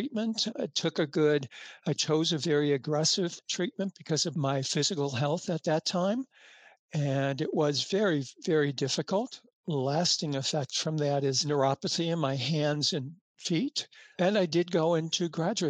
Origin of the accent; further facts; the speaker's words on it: United States; also born or lived in New York; as an American in New York